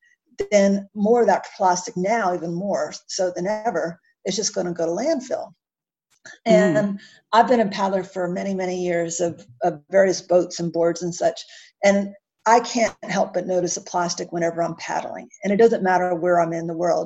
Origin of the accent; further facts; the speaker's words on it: United States; accent: American; now in Canberra, Australia; my American accent